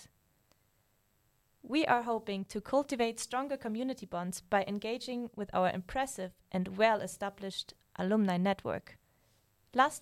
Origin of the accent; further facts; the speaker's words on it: Germany; I'm from Germany